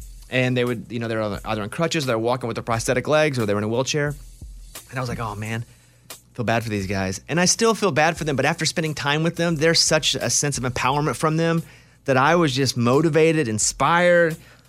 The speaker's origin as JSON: {"language": "English", "region": "Arkansas", "country": "United States", "tie": "born or raised there", "said": "I have a 12-gauge shotgun. I grew up in Arkansas."}